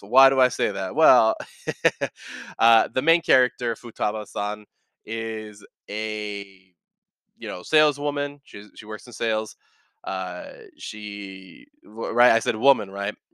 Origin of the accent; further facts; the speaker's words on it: California, United States; also born or lived in Bay Area, California; now in Texas, United States; I, I grew up in California and now I moved over here to Texas